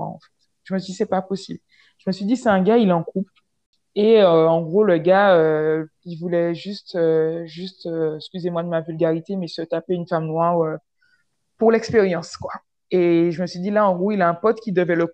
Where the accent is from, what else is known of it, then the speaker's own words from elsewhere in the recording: French West Indies, France; moved away as an adult; Moi, j'ai pas grandi en France hexagonale, donc j'ai grandi aux Antilles, donc c'est pas vraiment posé le problème, entre guillemets euh, avant que j'arrive en, France hexagonale pour les études, tu vois.